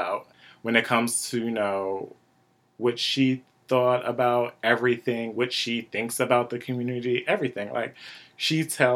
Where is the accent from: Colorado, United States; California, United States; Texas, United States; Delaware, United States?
Delaware, United States; Wilmington; Born and raised in Wilmington, Delaware, like I am.